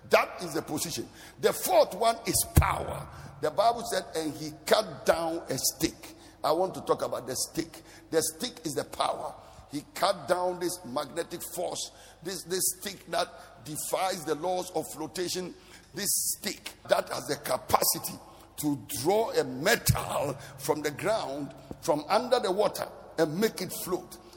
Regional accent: Bolgatanga, Upper East, Ghana; So maybe I grew up in Bolgatanga. That is where my life started.

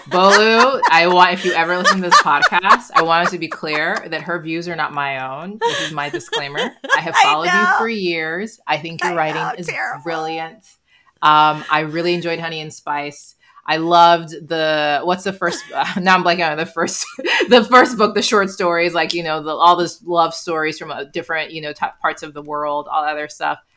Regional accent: Nigeria; um, but I'm too Nigerian to admit to that.

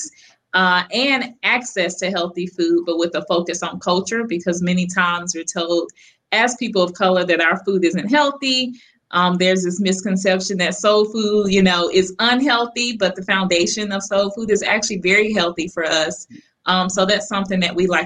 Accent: Memphis, Tennessee, United States; growing up in Memphis, Tennessee

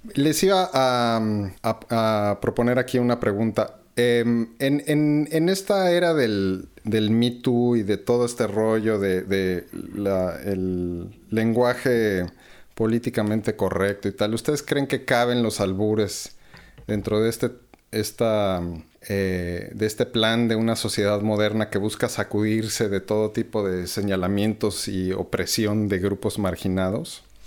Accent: Mexico

